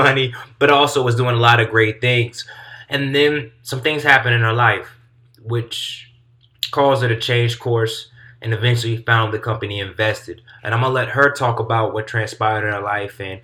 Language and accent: English; Durham, North Carolina, United States; my hometown, Durham, North Carolina